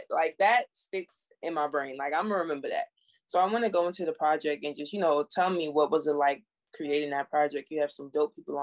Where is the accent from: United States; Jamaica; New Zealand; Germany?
Jamaica; I'm Jamaican